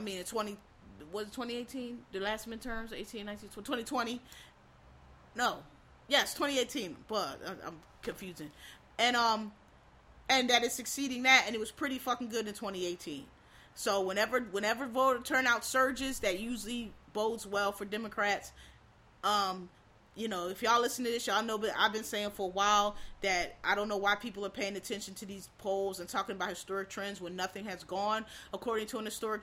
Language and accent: English; Pennsylvania, United States; I'm from Pennsylvania